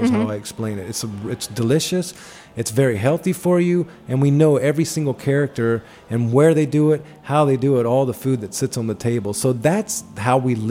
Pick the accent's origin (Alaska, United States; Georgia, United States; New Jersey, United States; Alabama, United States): Georgia, United States; Atlanta; moved away; I grew up in Atlanta